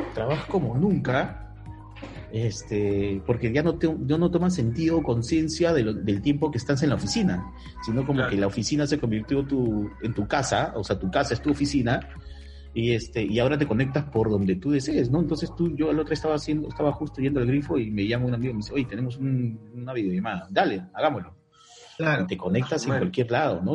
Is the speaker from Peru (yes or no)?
yes; Peru; Soy peruano